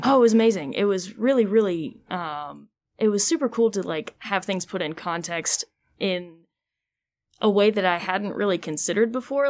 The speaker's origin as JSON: {"language": "English", "town": "Greensboro", "region": "North Carolina", "country": "United States", "tie": "born or raised there", "also_born_or_lived": "Georgia", "said": "I'm originally born and raised Greensboro"}